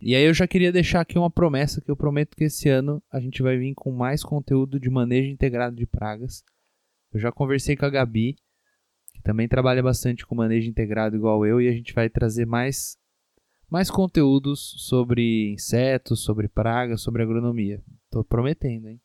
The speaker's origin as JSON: {"language": "Portuguese", "town": "Matão", "region": "São Paulo", "country": "Brazil", "tie": "born or raised there", "said": "a minha cidade natal, que é Matão, é uma cidade de 80 mil habitantes"}